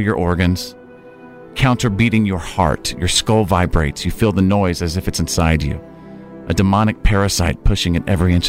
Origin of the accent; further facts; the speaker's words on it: United States; moved away; I grew up in Tornado Alley